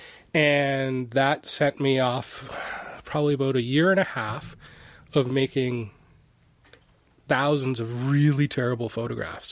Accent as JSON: {"language": "English", "area": "Niagara", "region": "Ontario", "country": "Canada", "tie": "born or raised there", "said": "I grew up in Niagara, and we were over in Buffalo, New York"}